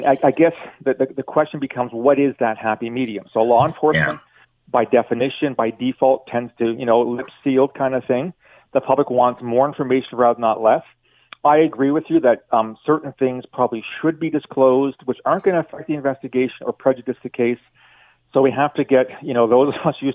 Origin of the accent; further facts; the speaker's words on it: London, Ontario, Canada; I'm from London